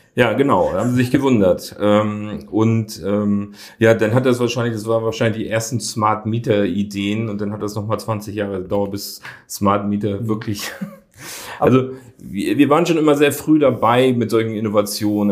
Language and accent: German; Hamburg, Germany; da habe ich als Jugendlicher äh, dann gejobbt. Da bin ich dann samstags von Wilhelmsburg mit dem Rad drüber gekommen